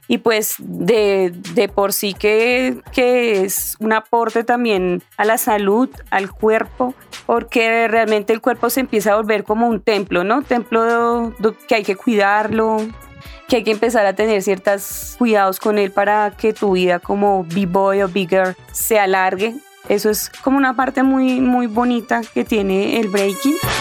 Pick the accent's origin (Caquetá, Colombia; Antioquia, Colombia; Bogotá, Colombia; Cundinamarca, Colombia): Bogotá, Colombia; donde yo nací, que es acá en Suba